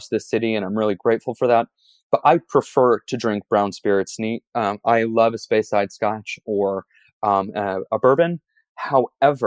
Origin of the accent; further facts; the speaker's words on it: New York City, New York, United States; also born or lived in East Village, New York City / Brooklyn; as a New Yorker